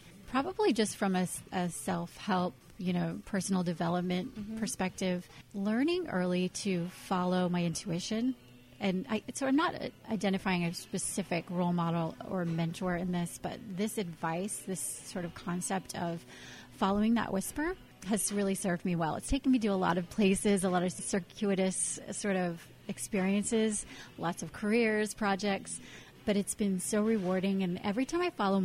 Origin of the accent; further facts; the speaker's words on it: Indiana, United States; I grew up in Indiana, in the Midwest